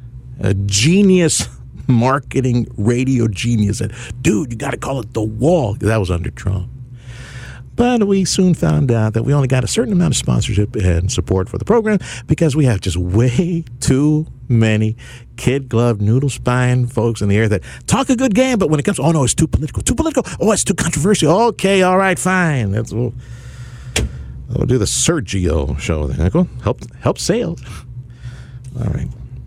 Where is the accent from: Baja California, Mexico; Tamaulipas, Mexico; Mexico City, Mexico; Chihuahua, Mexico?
Tamaulipas, Mexico; Reynosa; moved away; I grew up in Reynosa as a kid.